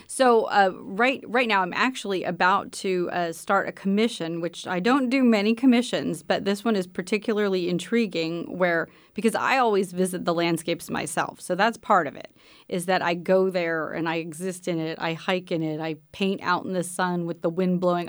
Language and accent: English; Pennsylvania, United States; moved away; also born or lived in Texas; I grew up in Pennsylvania and I was in a rural area in Pennsylvania